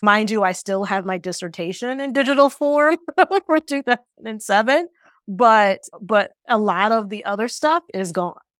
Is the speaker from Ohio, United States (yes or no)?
yes; Ohio, United States; moved away as an adult; also born or lived in New York; from Ohio like me